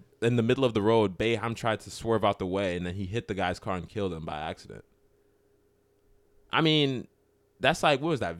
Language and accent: English; Maryland, United States; I was from Maryland.